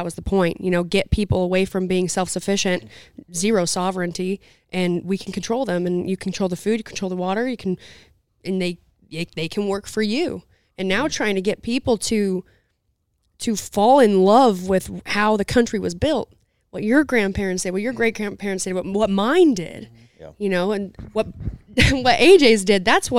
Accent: Utah, United States; And I grew up in Southern Utah, so it's not a city.

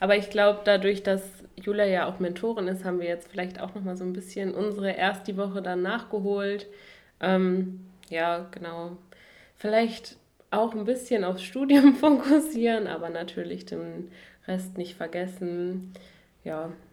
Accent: Duisburg, North Rhine-Westphalia, Germany; moved away as an adult; now in Dresden, Germany; ich studiere jetzt hier in Dresden, komme aber ursprünglich aus Duisburg

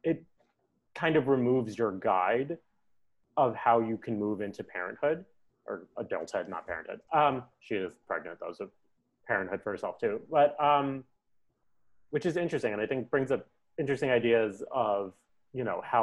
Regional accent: New York, United States; now in Los Angeles, United States; I'm from New York and I live

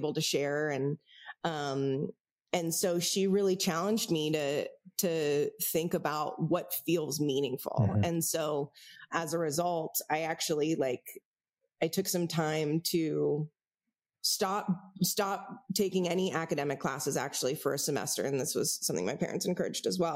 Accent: San Francisco, California, United States; I grew up in San Francisco.

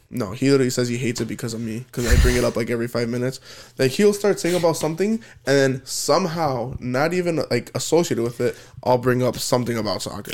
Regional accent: United States; I'm American

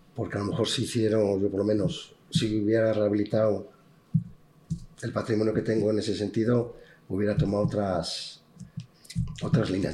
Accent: Benavides de Órbigo, Castile and León, Spain; yo soy nacido en Bebellina de Orvigo

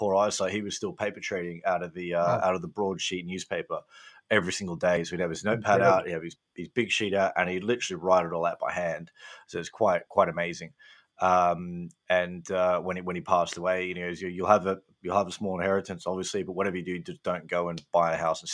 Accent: Gold Coast, Queensland, Australia; moved away as an adult; also born or lived in London; now in United Kingdom; I grew up in Australia on a farm on the Gold Coast

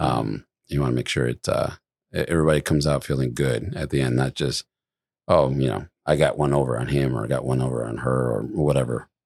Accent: Midwest, United States; moved away; I come from the Midwest

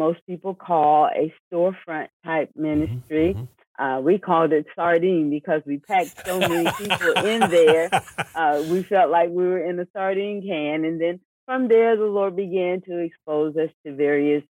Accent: Miami, Florida, United States; I was born right here in Miami, Florida. Both Isaiah and I. So the community that we're in with the church, we know the community very well. We grew up in this community.

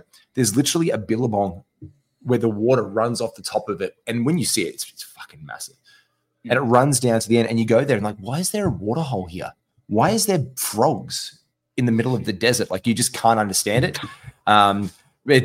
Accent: Gold Coast, Queensland, Australia; I'm a half city, half country, half beach guy. I grew up on the Gold Coast.

